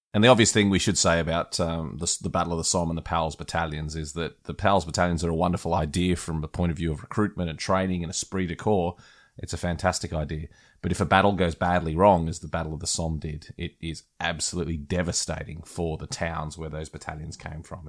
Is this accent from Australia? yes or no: yes; Australia; as an Australian